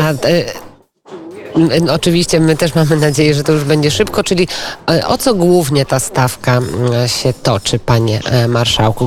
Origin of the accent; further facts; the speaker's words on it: Podlaskie Voivodeship, Poland; Ja Podlasie znam, bo ja z Podlasia też, e, pochodzę